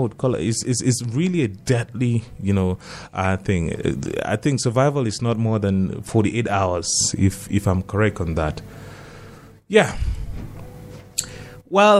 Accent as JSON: {"language": "English", "area": "North", "region": "Northern Nigeria", "country": "Nigeria", "tie": "born or raised there", "said": "growing up in North, you know, the churches that we grew up attending"}